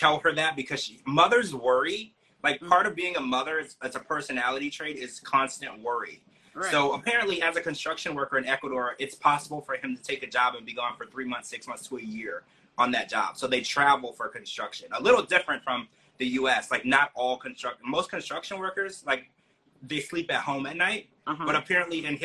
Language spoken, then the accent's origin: English; Louisiana, United States; I grew up in Louisiana